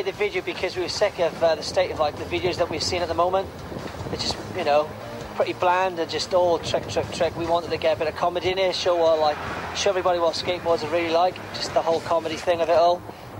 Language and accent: English; Wales, United Kingdom; I'm from Wales, and I'm a skateboarder.